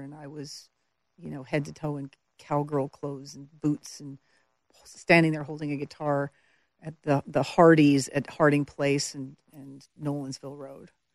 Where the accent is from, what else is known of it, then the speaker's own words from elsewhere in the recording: Medicine Hat, Alberta, Canada; moved away as an adult; also born or lived in Montreal / Calgary; now in Nashville, United States; I spent the majority of my formative years, I guess, from ten, n, nine, nine years old to eighteen in Alberta, in Calgary and, and Medicine Hat